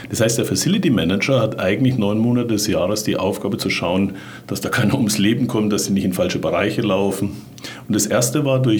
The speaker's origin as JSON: {"language": "German", "region": "Bavaria", "country": "Germany", "said": "Jetzt bin ich ja Franke"}